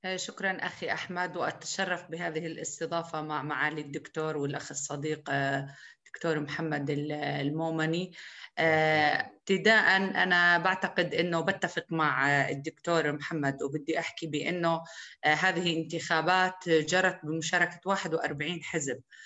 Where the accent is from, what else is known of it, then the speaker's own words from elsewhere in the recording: Souf, Jerash Governorate, Jordan; بقريتي بسوف